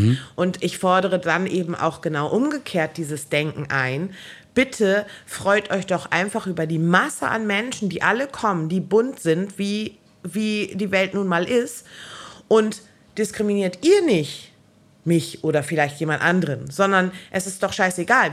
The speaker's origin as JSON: {"language": "German", "country": "Germany", "tie": "born or raised there", "said": "ich bin halt urdeutsch. Also ich bin in Deutschland geboren"}